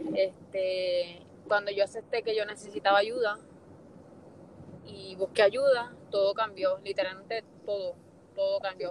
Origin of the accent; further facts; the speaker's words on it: Fajardo, Puerto Rico; also born or lived in Luquillo; yo soy de Puerto Rico, soy de Fajardo y Luquillo